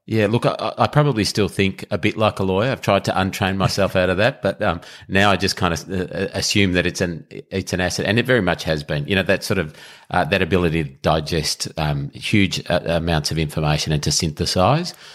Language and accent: English; Melbourne, Victoria, Australia; I grew up in Melbourne, lived in Melbourne, uh, all my life